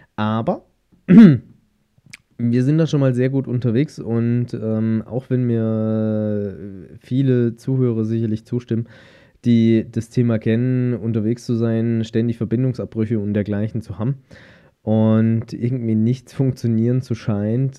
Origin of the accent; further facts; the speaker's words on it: Germany; bei uns in Deutschland